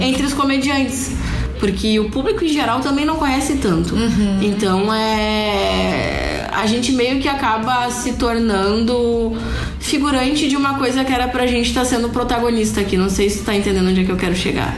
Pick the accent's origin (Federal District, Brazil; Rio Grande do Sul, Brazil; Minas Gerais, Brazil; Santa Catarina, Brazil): Rio Grande do Sul, Brazil; a gente é gaúcho